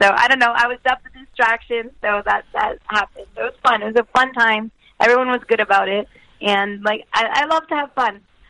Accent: Canada; I'm Canadian. I love hockey.

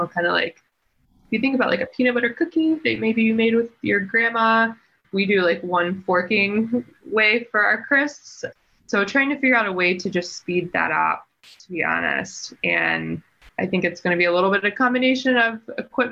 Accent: East Coast, United States; moved away; I'm from the East Coast

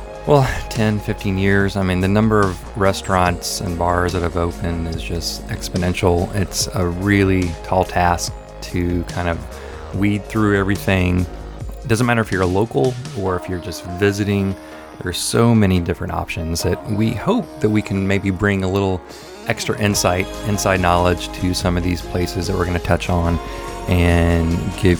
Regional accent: Minnesota, United States; now in Nashville, United States; I'm originally from Minnesota

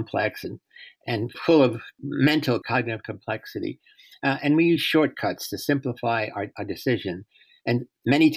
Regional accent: New York, United States; moved away as an adult; now in San Francisco, United States; I was born in the South Bronx on March 23rd, 1933

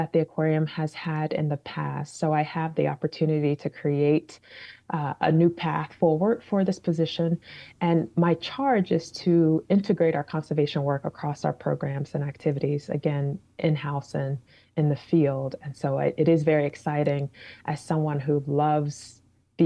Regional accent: Chicago, Illinois, United States; also born or lived in Washington, D.C. / California; now in Boston, United States; I was born and raised in Chicago, so I'm not a Bostonian.

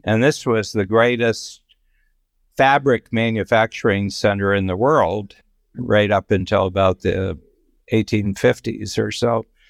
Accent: Ohio, United States; I grew up in the Midwest, in Ohio

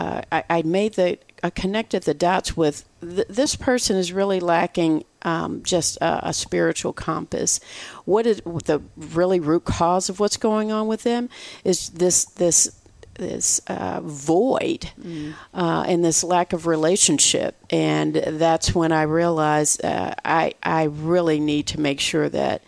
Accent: Michigan, United States; moved away as an adult; now in Texas, United States; I'm from Michigan

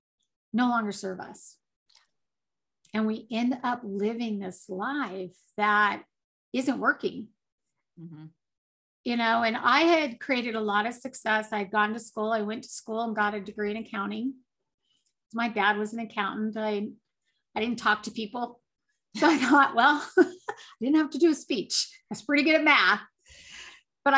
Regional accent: Colorado, United States; I grew up in Colorado. I still live in Colorado

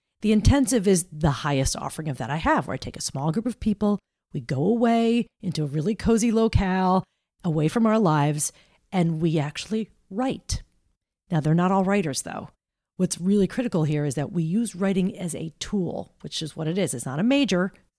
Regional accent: Roseland, New Jersey, United States; I grew up in New Jersey, a little town called Roseland.

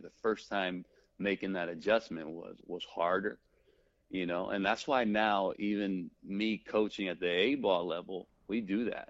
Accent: United States; being uh born here, being American, speaking English, speaking Spanish fluently

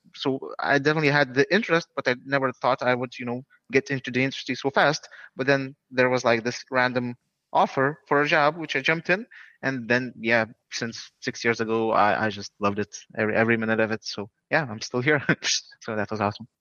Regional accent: Lithuania; we're from Lithuania

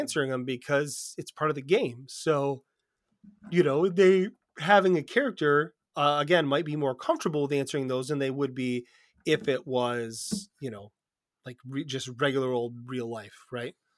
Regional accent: United States; we're from America

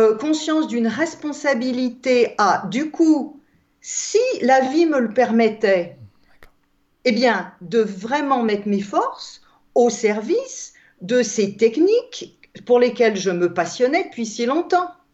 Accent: Alsace, Grand Est, France; je suis née en Alsace, en France

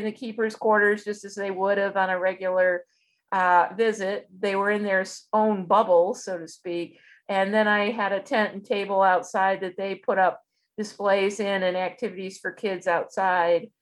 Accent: Michigan, United States; those of us that grew up in Michigan

